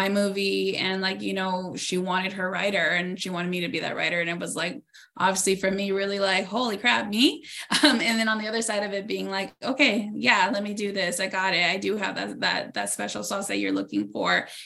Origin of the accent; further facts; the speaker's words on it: Norwalk, California, United States; I'm from Norwalk, California, here in LA. Like, we both grew up from humble beginnings